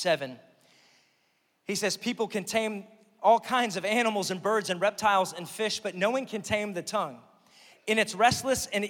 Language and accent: English; Pennsylvania, United States; moved away as an adult; now in Oklahoma, United States; I'm from Pennsylvania. I moved here, right? And I've been here for like 11 years now